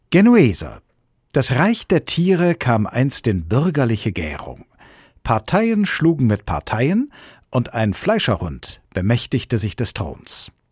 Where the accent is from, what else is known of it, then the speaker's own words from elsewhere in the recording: Switzerland; Für mich als Schweizer sind Volksinitiativen ein zweischneidiges Schwert.